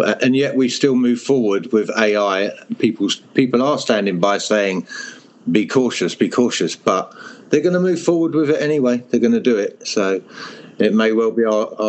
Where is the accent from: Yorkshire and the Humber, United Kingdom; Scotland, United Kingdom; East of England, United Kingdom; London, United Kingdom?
East of England, United Kingdom; Hertfordshire; moved away; also born or lived in Europe; I am from England in Hertfordshire, which is very green and rural